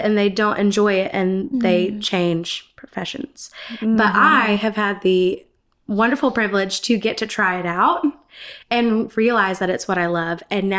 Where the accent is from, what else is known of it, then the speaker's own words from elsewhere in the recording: Gainesville, Georgia, United States; moved away; Gainesville, Georgia.